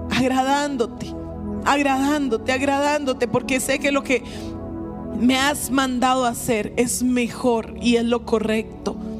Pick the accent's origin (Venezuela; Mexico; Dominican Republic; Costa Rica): Costa Rica; nosotros como costarricenses